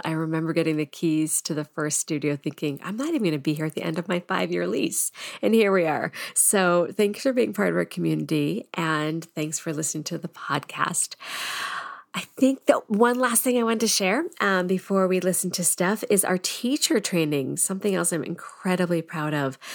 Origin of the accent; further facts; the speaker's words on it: Andover, Massachusetts, United States; also born or lived in Boston, Massachusetts; I grew up in Andover